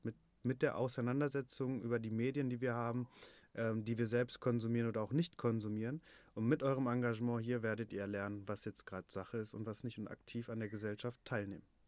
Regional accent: Bottrop, North Rhine-Westphalia, Germany; also born or lived in Berlin; ich komme aus Bottrop, hier läuft das alles ein bisschen anders.

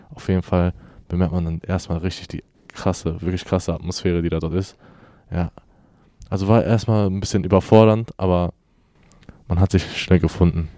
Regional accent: Bochum, North Rhine-Westphalia, Germany; ich komme ja aus Bochum ursprünglich

